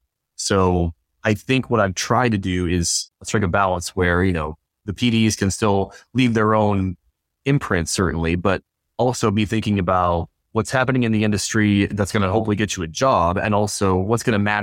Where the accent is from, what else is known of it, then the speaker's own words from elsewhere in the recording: Watertown, New York, United States; moved away as an adult; also born or lived in Syracuse, New York / Albany, New York; I went back to my hometown of Watertown